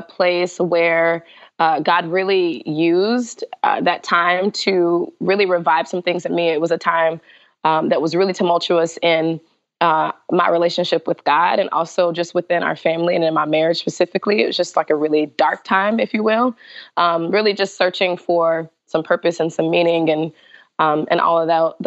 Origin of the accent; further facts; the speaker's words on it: Guntersville, Alabama, United States; now in Seattle, United States; not from Seattle, but live in Seattle. I am a proud Southerner from Alabama, and I always will be